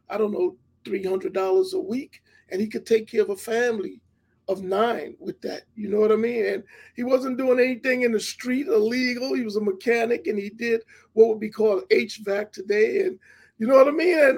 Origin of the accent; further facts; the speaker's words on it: New York City, New York, United States; I, I, grew up in Hollis, Queens.